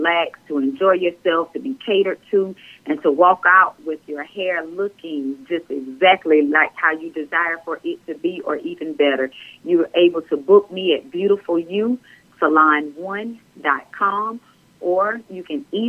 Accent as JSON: {"language": "English", "town": "Hartsville", "region": "South Carolina", "country": "United States", "said": "I'm from Hartsville."}